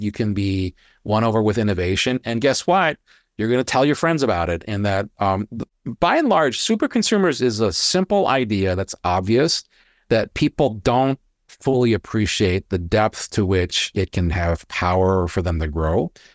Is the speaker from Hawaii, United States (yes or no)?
yes; Hawaii, United States; I grew up in Hawaii. Weather doesn't change